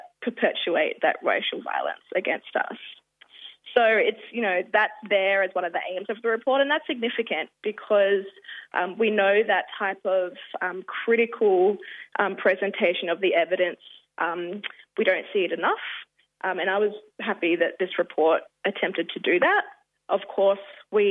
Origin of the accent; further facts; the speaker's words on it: Rockhampton, Queensland, Australia; also born or lived in Cloncurry / Mount Isa; now in Maroubra, Australia; I'm a Kakatungu and South Sea Islander woman from Queensland. I was born on Dharawal country, now known as Rockhampton